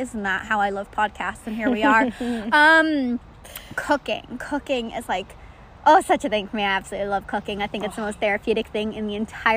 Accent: Ireland; moved away; I'm from Ireland

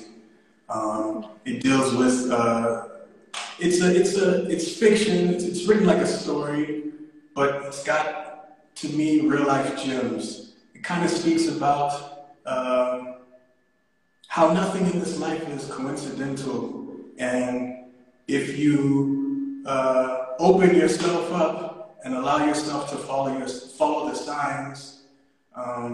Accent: Nashville, Tennessee, United States; now in South Africa; I was born in Tennessee, Nashville, Tennessee, but I've been in SA for about, since 2004, so quite some time.

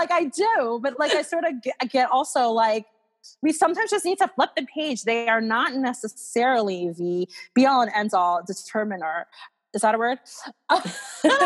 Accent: Atlanta, Georgia, United States; I grew up in Atlanta

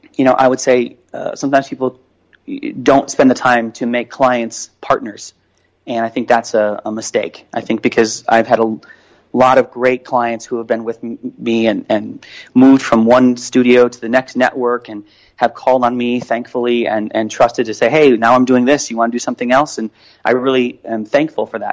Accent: Chicago, Illinois, United States; I grew up in Chicago

